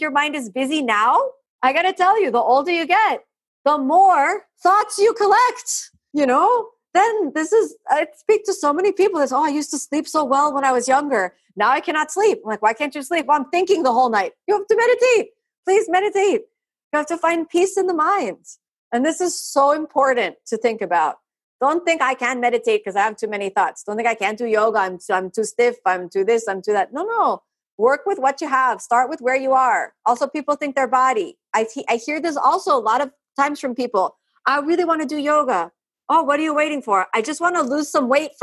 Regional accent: Florida, United States; first language English; me as a native English speaker growing up in Florida

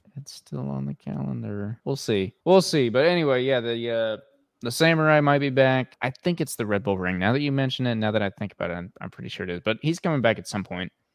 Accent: United States; we're American and we're over here in America

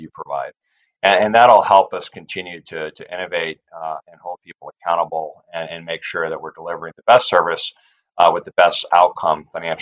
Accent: Northern California, United States; now in San Diego, United States; I grew up on the West Coast here in California. I grew up in Northern California. I live in San Diego now with my family

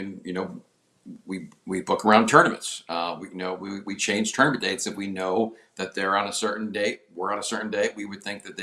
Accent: Adirondacks, New York, United States; also born or lived in Punta Gorda, Florida; now in Florida, United States; I'm from the Adirondacks originally, but a fellow New Yorker

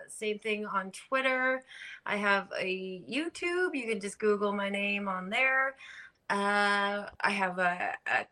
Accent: Canada; up in Canada

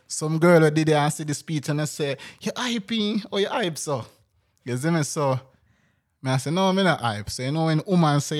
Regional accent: Jamaica; So you know, town people always call people when I come from Kingston.

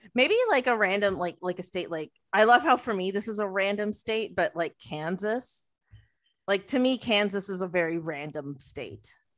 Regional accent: Mississauga, Ontario, Canada; from Mississauga

